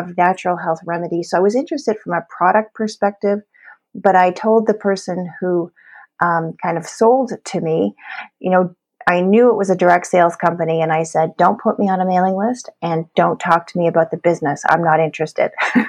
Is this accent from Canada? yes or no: yes; Canada; And so now I'm a Canadian founder and a presidential diamond leader with doTERRA essential oils.